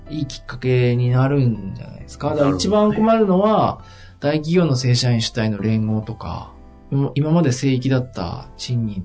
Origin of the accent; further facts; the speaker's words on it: Yamagata, Japan; moved away; 僕の実家の山形もそうですけど